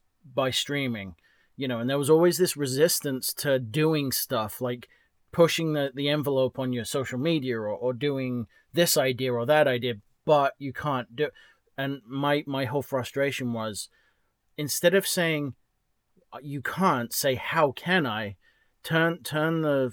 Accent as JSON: {"language": "English", "region": "England", "country": "United Kingdom", "also_born_or_lived": "New Hampshire", "moved": "yes", "said": "I'm from England."}